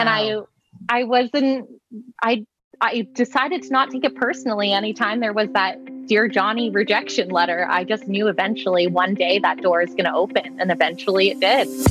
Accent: the East, Eastern Canada, Canada; I grew up in the East. So, weather is constantly hammering you in the wintertime and watching the weather network was a big part of our lives

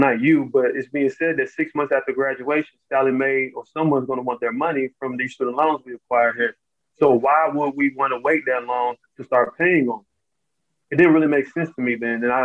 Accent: Charlotte, North Carolina, United States; I grew up in Charlotte, North Carolina

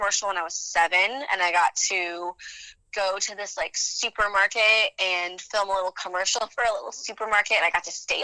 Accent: New Mexico, United States; I grew up in New Mexico. I was born and raised

